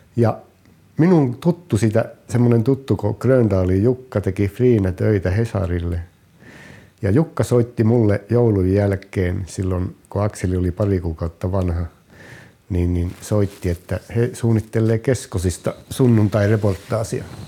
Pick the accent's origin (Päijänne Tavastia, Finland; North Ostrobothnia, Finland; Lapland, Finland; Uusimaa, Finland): Lapland, Finland; Kemi; also born or lived in Oulu; now in Kukkola, Finland; Alun perin olen, olen kemiläinen, olen syntynyt Kemissä